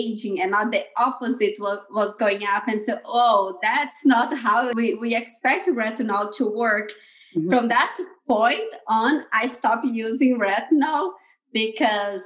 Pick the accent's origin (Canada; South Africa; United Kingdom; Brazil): Brazil; moved away as an adult; now in Bay Area, United States; I'm originally from Brazil. I come from a very small town in Brazil, in the countryside of Brazil.